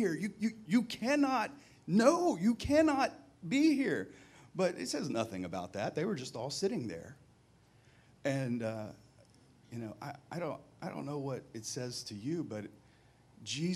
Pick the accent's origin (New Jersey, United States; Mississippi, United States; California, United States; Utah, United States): Mississippi, United States; moved away; to the South where I grew up in Mississippi